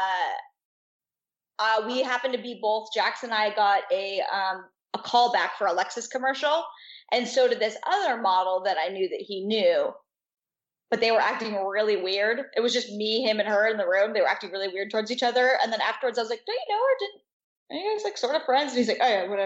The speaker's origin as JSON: {"language": "English", "town": "Astoria", "region": "Oregon", "country": "United States", "moved": "yes", "lives_now": "Los Angeles, United States", "said": "Astoria, Oregon"}